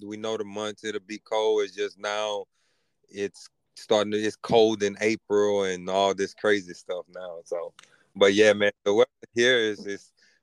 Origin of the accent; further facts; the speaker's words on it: Brenham, Texas, United States; also born or lived in Louisiana; I'm from Louisiana, but I grew up, lived my first 7 years in Louisiana, and then I went basically my school years in Texas, in Brenham, Texas